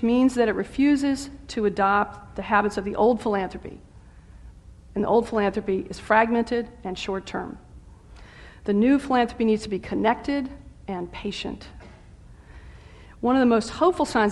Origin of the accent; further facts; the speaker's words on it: the South, United States; I'm a Southerner